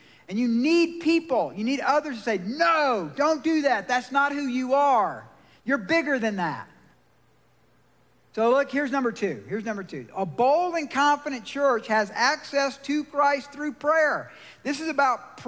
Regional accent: Georgia, United States; now in Colorado, United States; I'm from Georgia

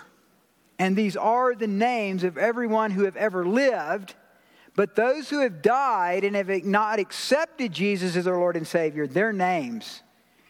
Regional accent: Georgia, United States; now in Colorado Springs, United States; I'm from Georgia.

